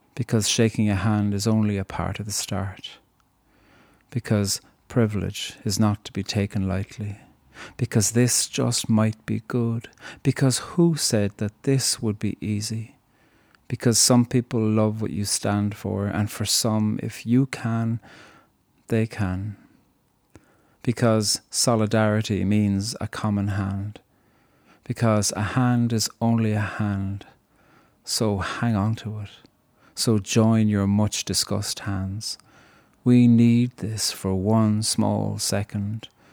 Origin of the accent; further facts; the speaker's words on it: Cork, Munster, Ireland; moved away as an adult; growing up in Cork, you hear about England a lot.